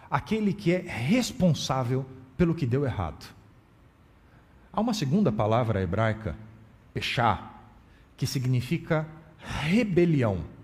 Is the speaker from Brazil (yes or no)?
yes; Brazil; accent: Brazilian; also born or lived in United States; E eu não percebia o meu acento, a minha pronúncia do idioma inglês marcado com o sotaque brasileiro